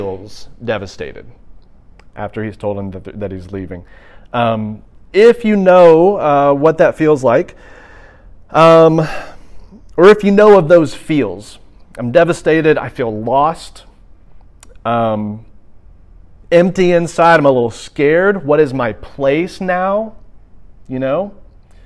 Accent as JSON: {"language": "English", "town": "Birmingham", "region": "Alabama", "country": "United States", "also_born_or_lived": "Auburn, Alabama", "said": "I'm originally from Birmingham, Alabama"}